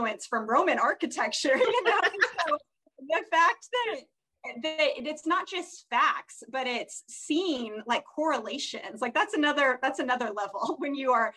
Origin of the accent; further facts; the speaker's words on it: Kentucky, United States; we're from Kentucky